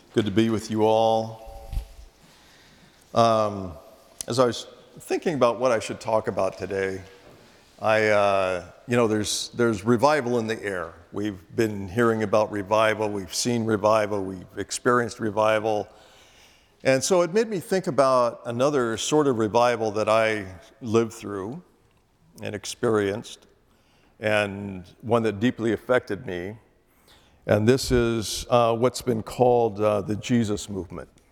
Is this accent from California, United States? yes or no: yes; Northern California, United States; I was born in Northern California